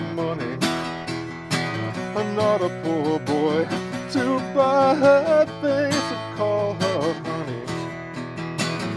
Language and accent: English; London, United Kingdom; Growing up in London was fantastic because you had so much music there